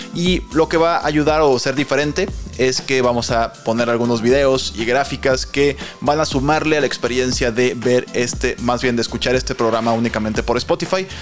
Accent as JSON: {"language": "Spanish", "country": "Mexico", "said": "como mexicanos"}